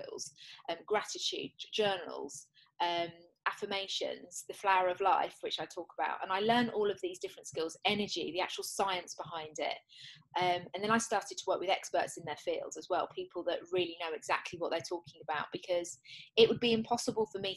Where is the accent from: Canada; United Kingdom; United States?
United Kingdom; England; I'm English